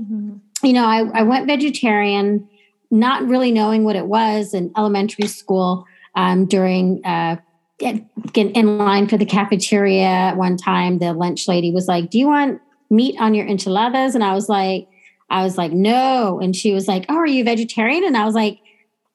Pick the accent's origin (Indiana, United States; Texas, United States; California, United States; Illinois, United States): Texas, United States; I grew up in Texas and my family's been in Texas since before it was Texas